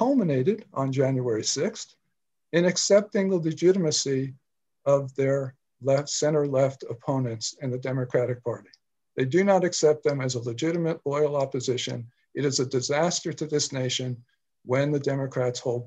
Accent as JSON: {"language": "English", "town": "New York City", "region": "New York", "country": "United States", "tie": "born or raised there", "also_born_or_lived": "Washington, District of Columbia, United States", "moved": "as an adult", "said": "I grew up in New York City and went to college"}